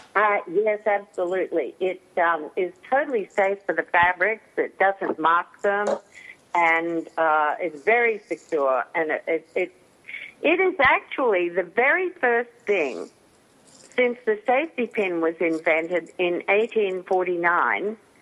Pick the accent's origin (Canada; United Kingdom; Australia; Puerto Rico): Australia; now in United States; I was born over there, and that's where my family lived. But I've been in the US since 71, so I'm more American than I am Australian.